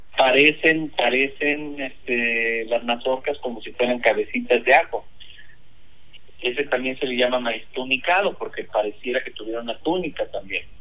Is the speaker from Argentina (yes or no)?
no; Mexico; Todos los mexicanos deberíamos